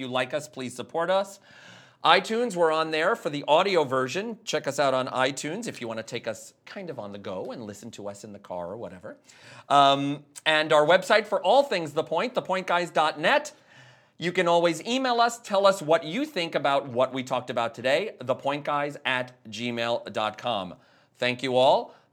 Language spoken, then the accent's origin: English; New York, United States; also born or lived in New England; because I'm from New York and I lived in New England for a long period of time